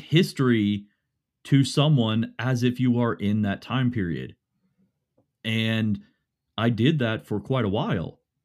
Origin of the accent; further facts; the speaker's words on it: Morgantown, West Virginia, United States; I grew up here in Morgantown, West Virginia